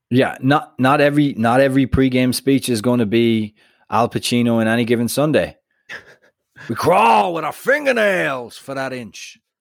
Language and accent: English; United States; I'm American